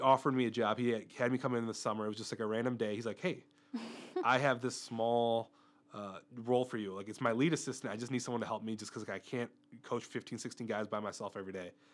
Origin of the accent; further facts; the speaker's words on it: Mundelein, Illinois, United States; moved away as an adult; I originally grew up in Mundelein, Illinois, which is a suburb north of the Chicago area